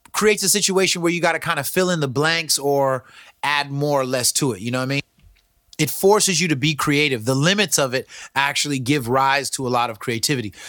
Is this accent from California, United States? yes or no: yes; Pacifica, California, United States; San Andreas is a small school in Pacifica, California. That's where we used to go